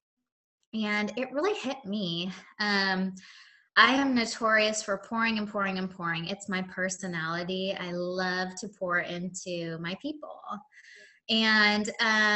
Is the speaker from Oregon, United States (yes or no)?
yes; Oregon, United States; moved away as an adult; also born or lived in Seattle, Washington; now in Nashville, United States; I am originally from Oregon, but I live in Tennessee. I've lived in Nashville for about, close to 17 years